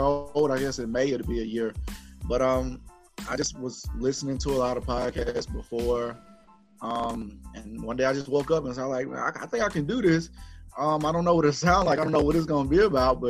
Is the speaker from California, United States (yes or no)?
no; Gaston, Alabama, United States; also born or lived in Birmingham, Alabama; Shout out to Gaston, Alabama. They pretty much raised me, up from a kid